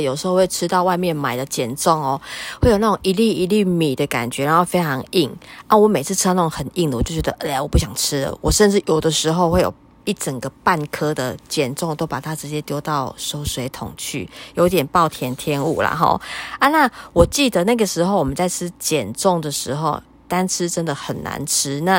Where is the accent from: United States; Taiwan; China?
Taiwan; 龟掌好像我们闽南人比较少吃吼。